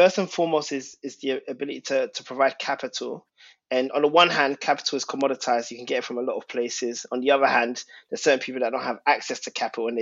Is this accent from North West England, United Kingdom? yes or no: no; London, United Kingdom; And growing up, I'm of Ghanaian origin, and Tottenham's a very multicultural and unique place, as you know, because you've lived there. And in Tottenham, like, going primary school and living there